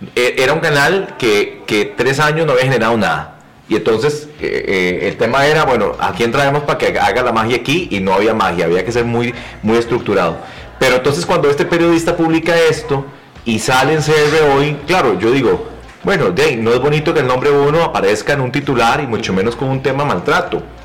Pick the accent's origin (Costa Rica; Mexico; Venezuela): Costa Rica; Yo soy un tico muy, muy particular